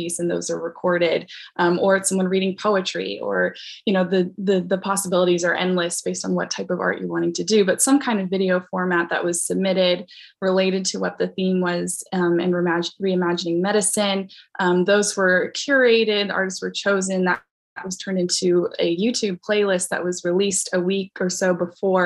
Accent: Central Kentucky, United States; I'm from Central Kentucky and still here

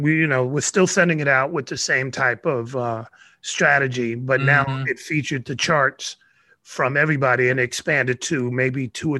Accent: New York City, New York, United States; now in Bay Area, United States; So my background in New York is that I'm from the Soundview section, and Soundview, where I live specifically, is next to what we call the Big Park, which is kitty corner to Bronxdale.

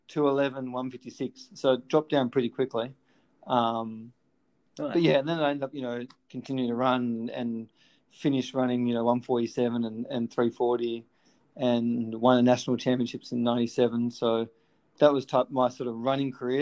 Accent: Melbourne, Victoria, Australia; I was just at Elwood High School, and we didn't have a great sporting program at Elwood High

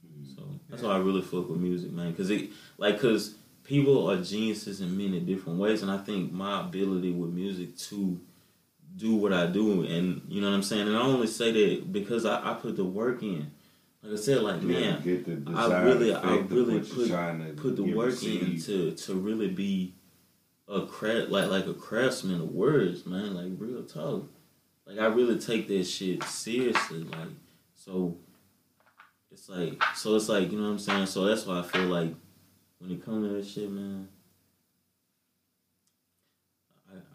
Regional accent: the South, United States; I grew up in the South where it was like, you know how we grew up, like, you know, freestyling

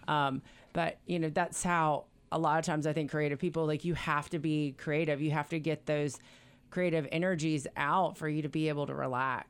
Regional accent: Niceville, Florida, United States; moved away; I'm from Niceville, Florida

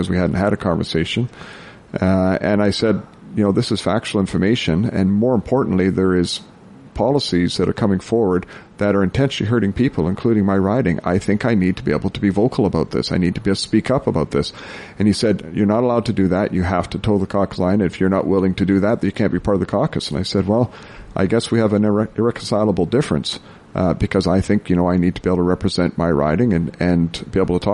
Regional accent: Prince George, British Columbia, Canada; also born or lived in Cluculz Lake, British Columbia; I was born and raised in Prince George. You know, I've spent all my life in northern BC.

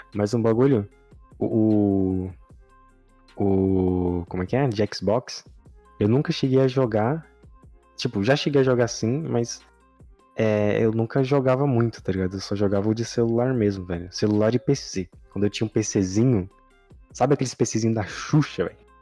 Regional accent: Piauí, Brazil; now in São Paulo, Brazil; Eu sou do Piauí

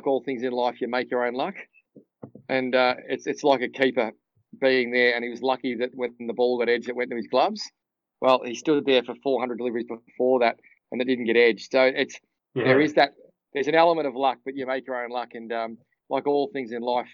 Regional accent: Cranbourne, Victoria, Australia; I grew up in a little town called Cranbourne

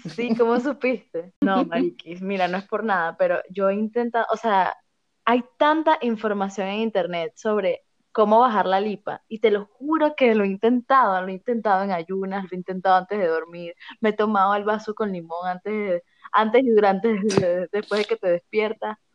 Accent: Caracas, Capital District, Venezuela; yo represento al estado de Distrito Capital

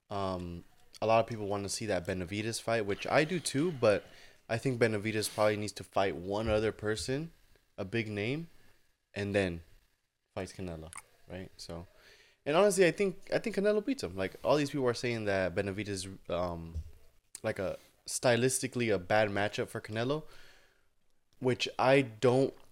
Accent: Mexico; I'm fighting in Mexico. I'm fighting in my home in my hometown, right?

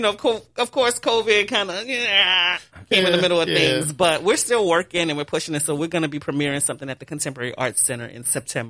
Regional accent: New Orleans, Louisiana, United States; born and raised in New Orleans.

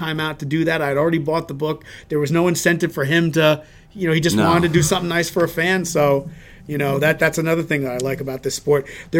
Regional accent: Chicago, Illinois, United States; I'm from Chicago originally.

